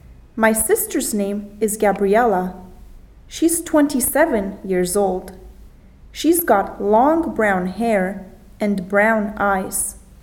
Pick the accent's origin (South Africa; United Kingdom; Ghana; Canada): Canada; Toronto, Ontario; also born or lived in France; I come from Toronto in Canada.